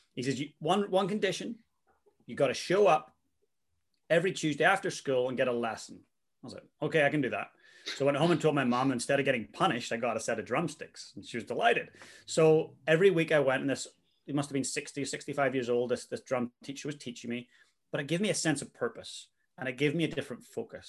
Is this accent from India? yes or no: no; Northern Ireland, United Kingdom; moved away as an adult; also born or lived in Vancouver, Canada / Christchurch, New Zealand; now in New Zealand; I'm from Northern Ireland originally